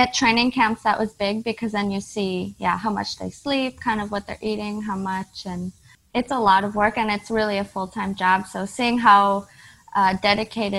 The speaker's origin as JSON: {"language": "English", "country": "United States", "also_born_or_lived": "Netherlands", "moved": "as an adult", "said": "Being American"}